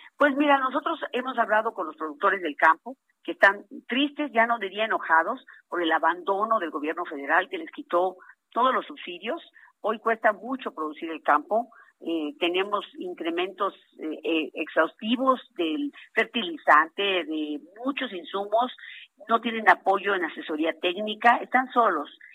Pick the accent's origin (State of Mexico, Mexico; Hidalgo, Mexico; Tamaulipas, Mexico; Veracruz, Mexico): Hidalgo, Mexico; Huasteca, Huejutla; en la región Huasteca, que es de donde soy originaria